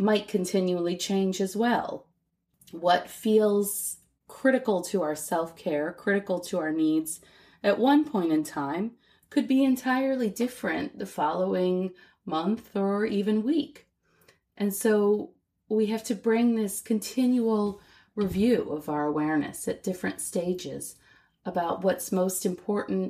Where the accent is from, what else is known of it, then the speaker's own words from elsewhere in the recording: United States; moved away as an adult; also born or lived in Shanghai, China; I'm also an American woman who became a mother while living in Shanghai.